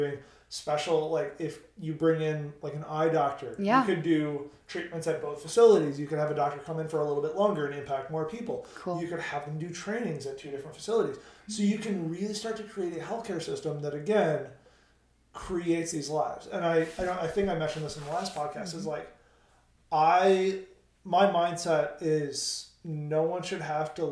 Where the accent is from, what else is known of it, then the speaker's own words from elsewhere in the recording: United States; as an American